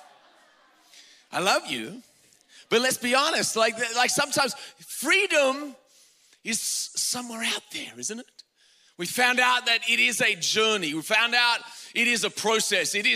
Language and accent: English; Australia; now in United States; I'm Australian